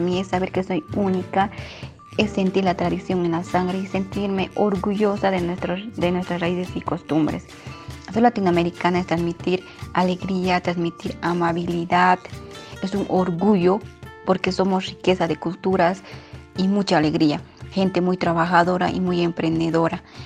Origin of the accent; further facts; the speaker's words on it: Uruguay; soy uruguayo